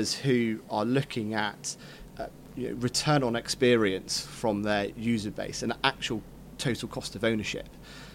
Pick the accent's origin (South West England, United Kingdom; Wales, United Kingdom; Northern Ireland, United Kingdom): South West England, United Kingdom; Cornwall; I grew up in Cornwall chasing cows around the field.